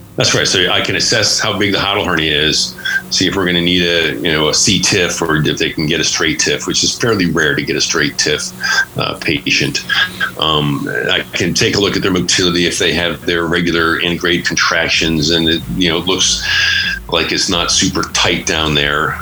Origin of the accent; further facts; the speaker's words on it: just north of Philadelphia, Pennsylvania, United States; moved away as an adult; also born or lived in Pittsburgh, Pennsylvania / Virginia; now in Nevada, United States; I grew up uh, just north of Philadelphia, some oh. big suburbs out there, the East Coast